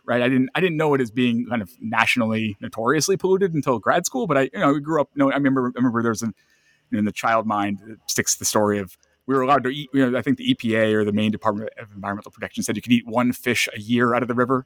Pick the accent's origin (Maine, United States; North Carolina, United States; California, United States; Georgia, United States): Maine, United States; Lewiston; I'm from Lewiston, Auburn